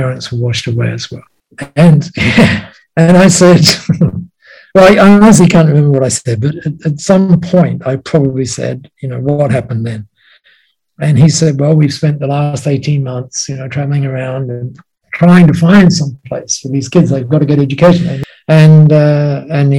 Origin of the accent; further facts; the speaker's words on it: Australia; you would have described me as an Aussie bloke